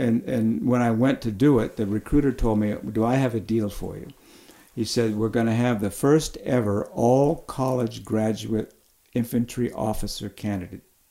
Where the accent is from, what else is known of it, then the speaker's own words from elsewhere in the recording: Oxnard, California, United States; I grew up in Oxnard, California. I'd gone to grammar school and high school in the same place.